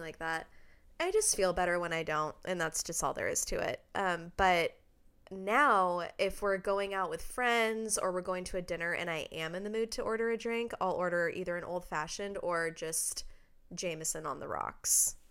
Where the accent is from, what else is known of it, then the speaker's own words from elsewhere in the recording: Redmond, Washington, United States; moved away; we're both originally from Redmond, Washington, which is outside of Seattle